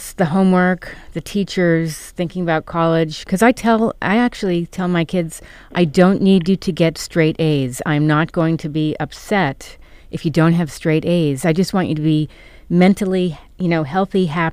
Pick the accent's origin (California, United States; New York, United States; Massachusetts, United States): New York, United States; when I was little growing up in New York